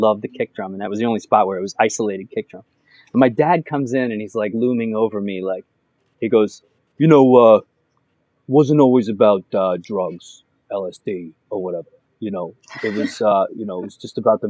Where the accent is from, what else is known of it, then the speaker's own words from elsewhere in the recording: New York, United States; growing up in New York and listening to Hot 97